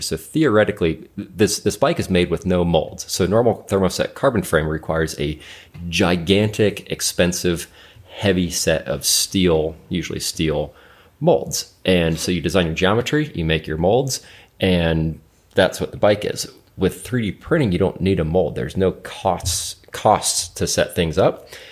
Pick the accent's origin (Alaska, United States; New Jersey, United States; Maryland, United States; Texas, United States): Alaska, United States; moved away; I'm from Alaska originally.